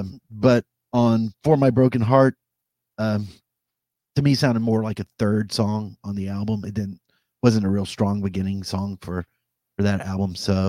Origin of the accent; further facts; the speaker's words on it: Arkansas, United States; I grew up in Arkansas and I didn't really fit into Arkansas.